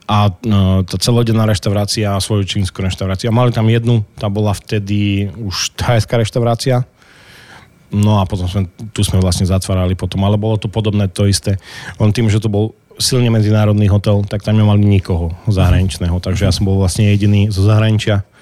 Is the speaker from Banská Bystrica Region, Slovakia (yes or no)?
no; Krásno nad Kysucou, Žilina Region, Slovakia; keď som povedal, že, že vlastne u nás je 5000 e, e, ľudí v meste, v meste už krásne, takže, takže to bolo jedno sídlisko vlastne.